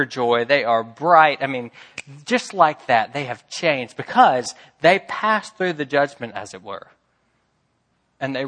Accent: Memphis, Tennessee, United States; I'm from Memphis

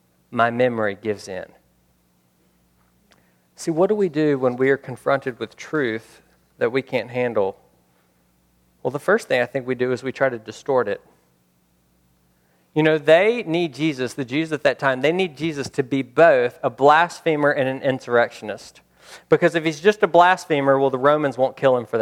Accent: United States

